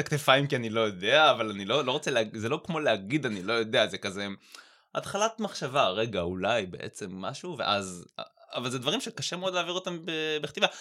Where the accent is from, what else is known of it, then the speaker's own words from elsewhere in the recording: Haifa, Haifa District, Israel; אני חיפאי